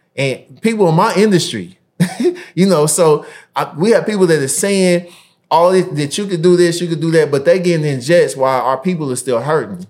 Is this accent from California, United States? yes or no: no; Indianapolis, Indiana, United States; my hometown in Indianapolis